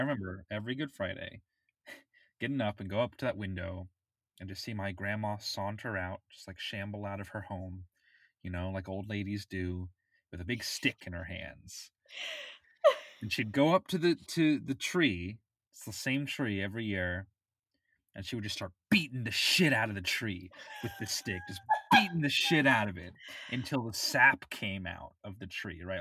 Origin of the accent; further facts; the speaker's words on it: Florida, United States; I grew up in Florida